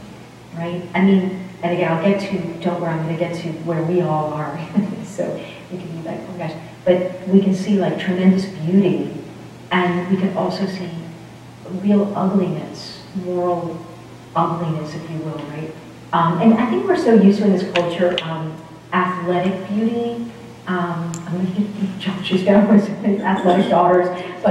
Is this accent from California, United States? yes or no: no; Boston, Massachusetts, United States; now in Vienna, United States; I'm from Boston.